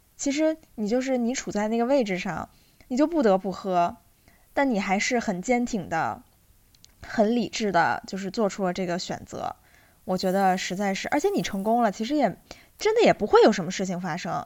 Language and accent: Chinese; Inner Mongolia, China; moved away; 我老家不是在内蒙嘛，然后那边的酒文化就是非常地可怕